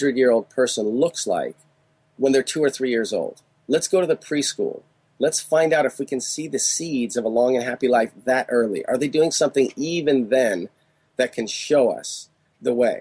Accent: Chicago, Illinois, United States; now in California, United States; in Chicago when I grew up and now in California

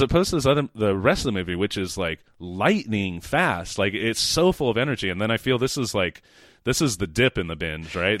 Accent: Sacramento, California, United States; I'm from Sacramento.

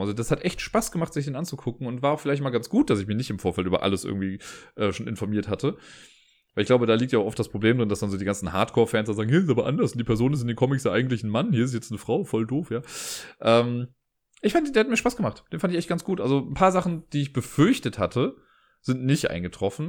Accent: Cologne, North Rhine-Westphalia, Germany; auch wenn ich gebürtiger Kölner bin

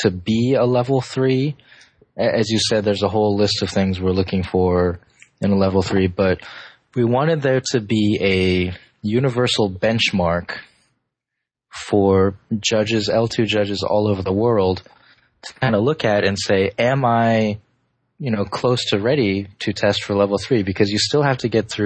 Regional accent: Davis, California, United States; my hometown of Davis

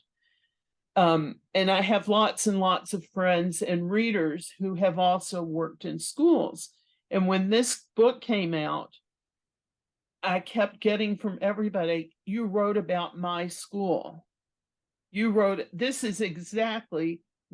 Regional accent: Galveston, Texas, United States; my hometown, which is Galveston, Texas.

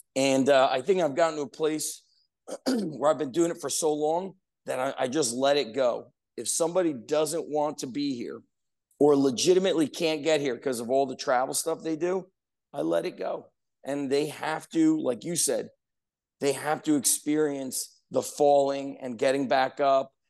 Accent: Edison, New Jersey, United States; where I grew up in Edison, there was a park, Roosevelt Park

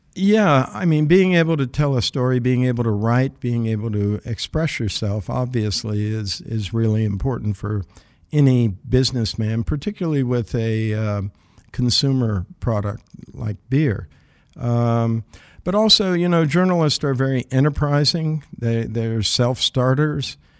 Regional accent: southeastern Ohio, United States; moved away; also born or lived in West Virginia / Brooklyn; grew up in Ohio

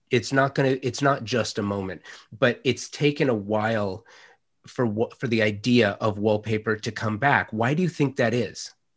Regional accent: Los Angeles, California, United States; I'm a native Angelino. I grew up in the San Fernando Valley in Los Angeles in the late '70s, early '80s.

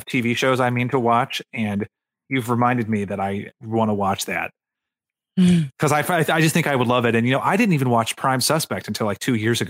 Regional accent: East Tennessee, United States; I'm from East Tennessee

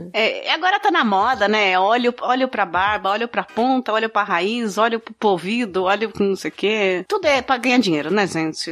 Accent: São Bernardo do Campo, São Paulo, Brazil; Eu não moro em São Paulo, eu sou de São Bernardo.

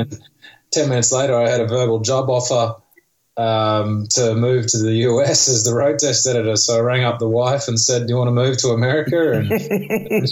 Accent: Sydney, New South Wales, Australia; moved away as an adult; now in United States; I'm from Sydney, Australia

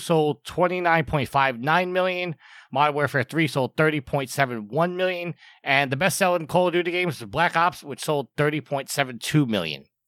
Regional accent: New York, United States; as a New Yorker, um, I was not in the city when it happened, but I got very homesick and came back to New York

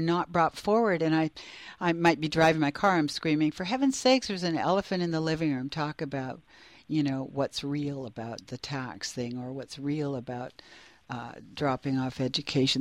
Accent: Canada; growing up in Canada

